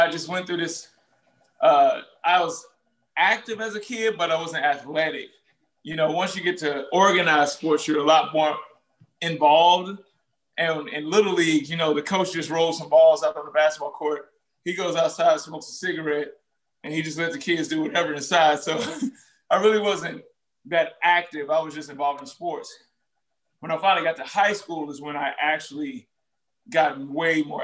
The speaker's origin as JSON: {"language": "English", "town": "St. Louis", "region": "Missouri", "country": "United States", "tie": "born or raised there", "also_born_or_lived": "Little Rock, Arkansas / Miami, Florida", "moved": "as an adult", "said": "I was born in Little Rock, Arkansas, raised in Ferguson/St. Louis, Missouri"}